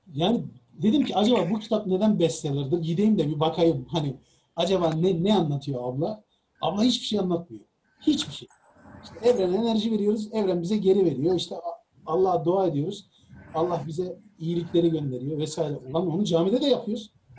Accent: Çukurova, Turkey; ben e, Çukurova'lıyım

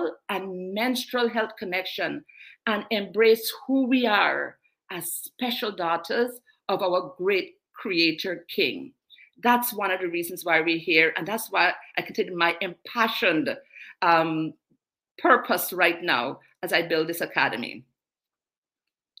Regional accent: Guyana; also born or lived in England; now in Canada; I was born in England, international, bred in South America, Guyana, from the sunny Guyana.

